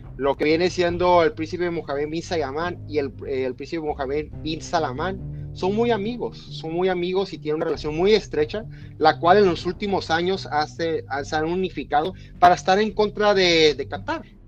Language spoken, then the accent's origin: Spanish; Mexico; nosotros como mexicanos